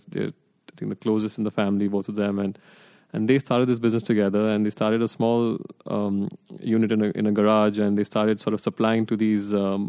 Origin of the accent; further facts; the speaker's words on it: Mumbai, Maharashtra, India; moved away as an adult; also born or lived in Boston; now in New York, United States; So I grew up in Bombay. I did my middle school, high school. I did my undergrad in Bombay.